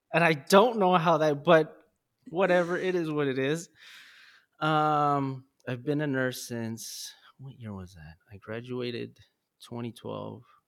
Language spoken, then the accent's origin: English; Los Angeles, California, United States; I was born and raised in South Central and I moved around